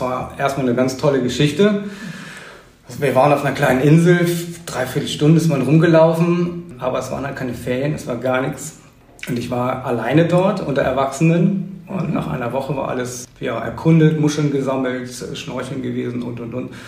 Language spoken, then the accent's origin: German; St. Peter-Ording, Schleswig-Holstein, Germany; also born or lived in Husum; Ich bin tatsächlich ein, ein echter Einheimischer. Ich bin geboren in Husum und mein Leben eigentlich hier auf, auf Eiderstedt und St. Peter-Ording verbracht